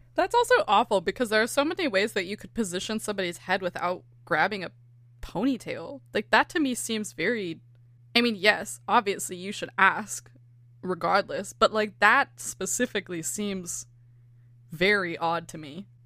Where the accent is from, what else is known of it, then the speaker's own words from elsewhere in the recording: California, United States; accent: California; my California accent